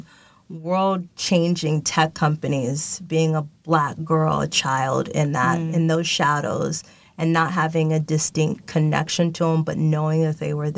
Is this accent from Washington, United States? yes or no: yes; Seattle, Washington, United States; now in Los Angeles, United States; Born and raised in Seattle, Washington